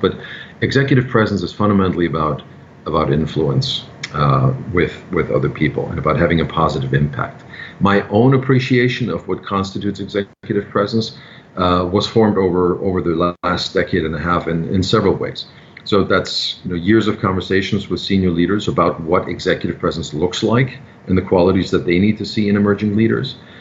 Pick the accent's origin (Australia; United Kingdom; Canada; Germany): Germany; now in New York City, United States; I'm originally from Germany.